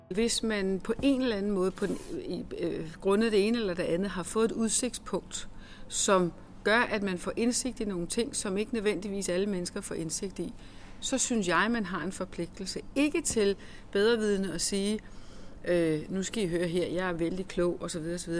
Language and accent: Danish; Denmark; vi er danskere